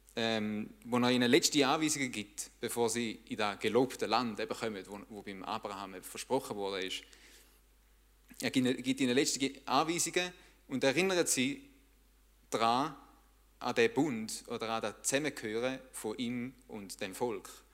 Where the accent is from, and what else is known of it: Switzerland